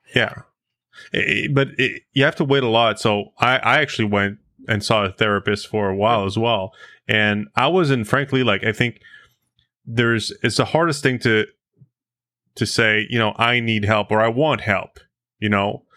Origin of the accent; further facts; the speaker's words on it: United States; now in Canada; as an American